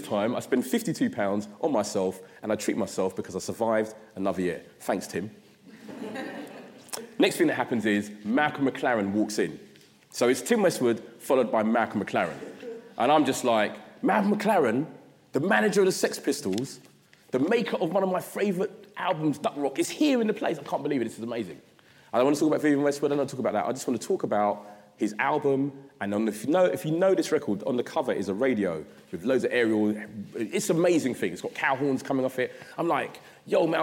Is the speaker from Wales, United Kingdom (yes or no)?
no; London, United Kingdom; So I'm from South London